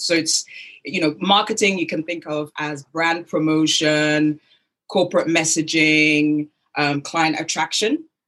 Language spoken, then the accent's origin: English; United Kingdom; accent: British; also born or lived in Lagos, Nigeria; my British accent